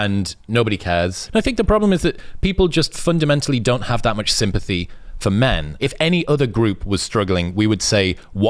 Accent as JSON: {"language": "English", "country": "United Kingdom", "said": "I'm British, yes."}